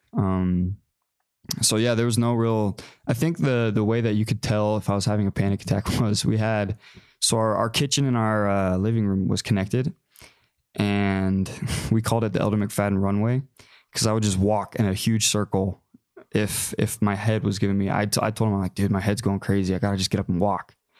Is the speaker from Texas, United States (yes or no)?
yes; McKinney, Texas, United States; I grew up in Texas, Dallas area. So, about 45 minutes north of Dallas in McKinney